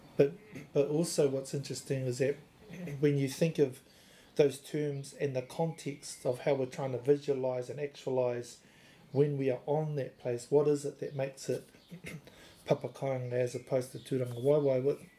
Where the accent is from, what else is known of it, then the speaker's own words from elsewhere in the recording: Whanganui, Manawatū-Whanganui, New Zealand; We grew up in Whanganui